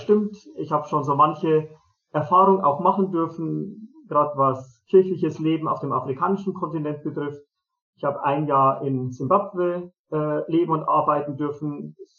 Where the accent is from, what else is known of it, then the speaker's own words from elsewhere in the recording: Germany; also born or lived in Zimbabwe; hier bei uns in Europa, in Deutschland, ähm, hier in Mariafeen